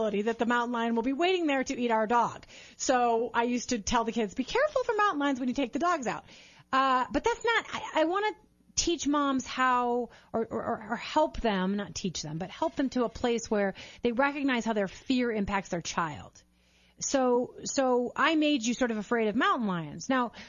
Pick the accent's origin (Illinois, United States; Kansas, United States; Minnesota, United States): Minnesota, United States; Mike and I grew up in Minnesota